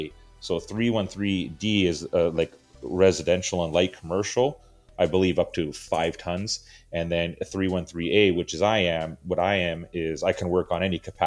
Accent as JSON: {"language": "English", "country": "Canada", "tie": "born or raised there", "said": "growing up in Canada, everything was hockey"}